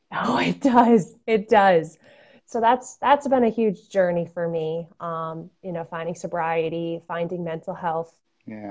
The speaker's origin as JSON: {"language": "English", "area": "Fairfield County", "region": "Connecticut", "country": "United States", "tie": "born or raised there", "said": "I'm a Connecticut native. I grew up in Fairfield County."}